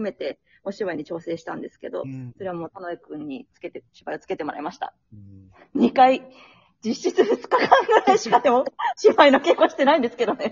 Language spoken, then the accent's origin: Japanese; Kumamoto, Japan; moved away as an adult; 私、熊本出身なんですけれども